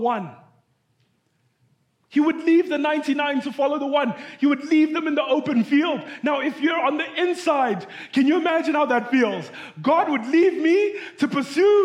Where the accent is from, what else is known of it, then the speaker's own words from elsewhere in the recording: Zimbabwe; moved away; I'm from Zimbabwe.